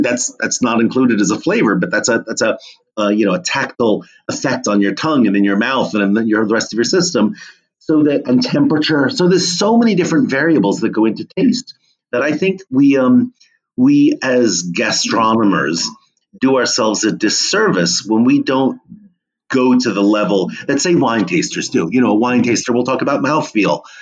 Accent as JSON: {"language": "English", "area": "Monmouth County", "region": "New Jersey", "country": "United States", "tie": "born or raised there", "said": "I grew up in New Jersey, um, amidst some beautiful apple orchards um, in Monmouth County"}